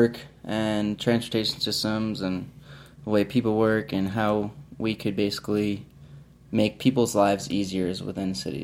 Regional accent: Long Island, New York, United States; moved away; I'm from Long Island, New York.

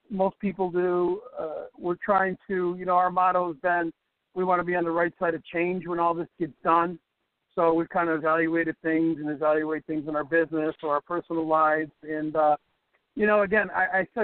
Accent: Chicago, Illinois, United States; So I'm a Chicago kid, born and raised in Chicago, South Sox. Really active in sports growing up in the South Side

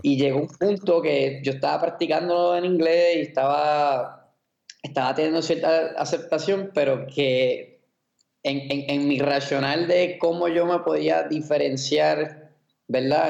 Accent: Puerto Rico; yo me crié en Puerto Rico

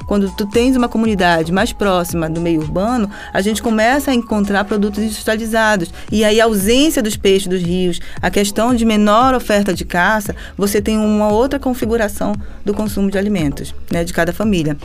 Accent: Brazil; para nós, enquanto brasileiros

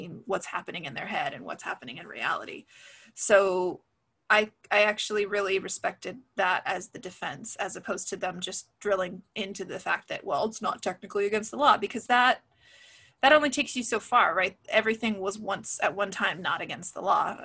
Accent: West Coast, United States; I grew up on the West Coast.

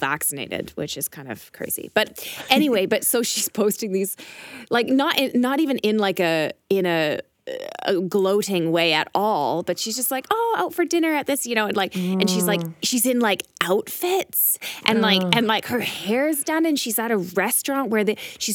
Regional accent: Canada; moved away; also born or lived in Berlin; we're both Canadian.

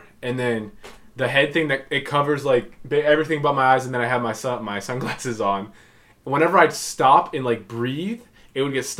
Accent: Florida, United States; growing up in Florida

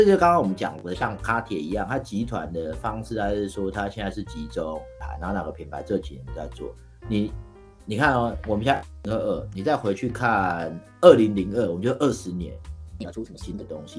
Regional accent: Taiwan; 我跟他说哦，就是呃英国人。他说没有没有，那那你原本是哪里来的？我说给台湾来的。

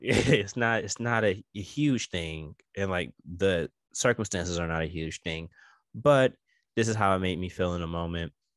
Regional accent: New York, United States; I am New Yorker all day

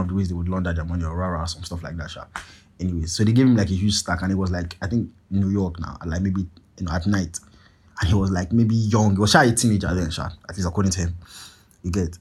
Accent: Nigeria; I'm Nigerian

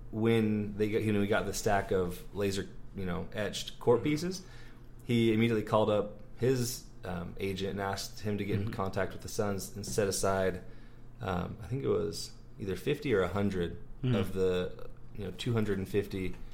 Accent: Portland, Oregon, United States; moved away as an adult; now in Arizona, United States; I'm from Portland. I'm a Blazer fan.

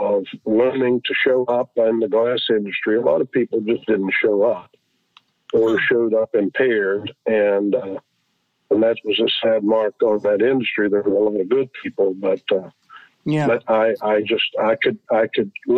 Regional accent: Ravencliff, West Virginia, United States; also born or lived in Glen Rogers, West Virginia; I grew up on the edge of a coal mining town called Glen Rogers, West Virginia, and I grew up in Ravencliff, West Virginia

